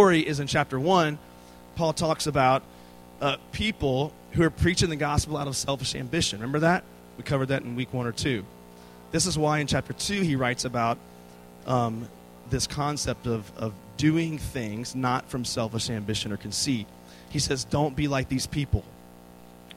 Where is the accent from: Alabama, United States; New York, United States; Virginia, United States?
Virginia, United States; moved away as an adult; now in Texas, United States; I'm from the state